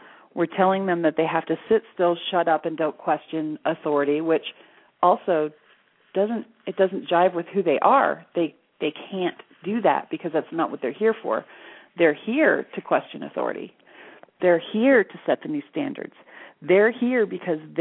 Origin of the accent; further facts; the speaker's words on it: Florida, United States; moved away as an adult; now in Sedona, United States; I was raised in Florida